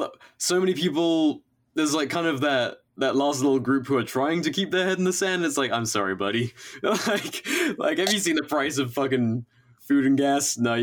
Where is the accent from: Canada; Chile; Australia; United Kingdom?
United Kingdom; England; living and growing up in England